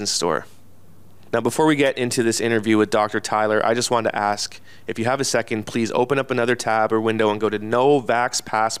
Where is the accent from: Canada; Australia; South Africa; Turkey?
Canada; New Westminster, British Columbia; my hometown of New Westminster, British Columbia, the Royal City